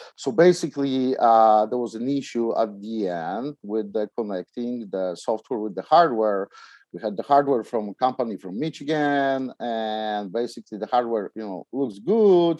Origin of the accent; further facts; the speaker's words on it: Poland; English is a second language; also born or lived in New York City; now in United States; I came from Poland